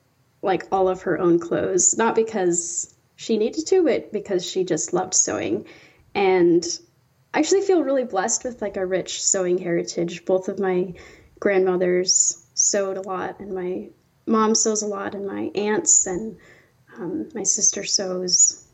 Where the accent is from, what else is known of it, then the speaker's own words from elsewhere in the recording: Iowa, United States; I did, yeah.